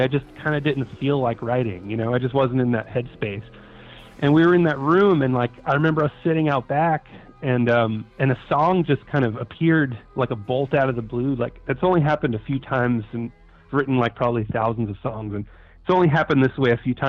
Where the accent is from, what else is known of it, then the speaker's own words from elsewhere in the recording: New York City, New York, United States; also born or lived in Brooklyn; I'm a New York native. I was born in Brooklyn and raised on Staten Island